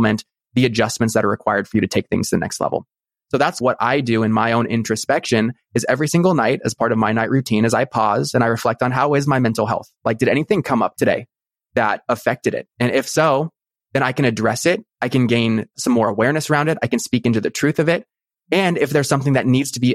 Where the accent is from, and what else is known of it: Newport Beach, California, United States; born or raised there